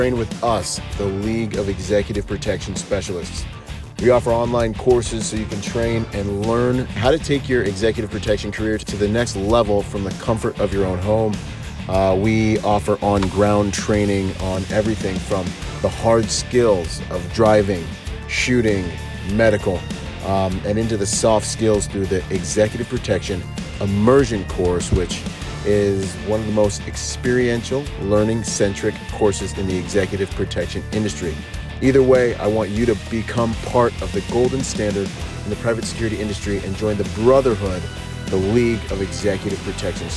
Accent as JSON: {"language": "English", "country": "Bahamas", "said": "I'm from the Bahamas"}